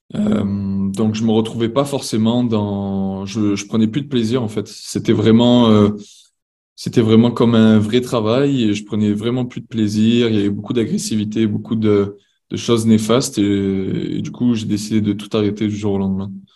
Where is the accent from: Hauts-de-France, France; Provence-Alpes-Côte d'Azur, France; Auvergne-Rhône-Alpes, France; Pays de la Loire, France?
Provence-Alpes-Côte d'Azur, France; Marseille; moved away as an adult; now in Montreal, Canada; je suis originaire de Marseille